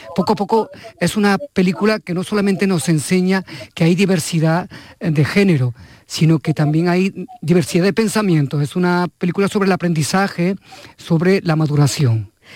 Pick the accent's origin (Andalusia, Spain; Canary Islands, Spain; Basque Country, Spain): Andalusia, Spain; como andaluz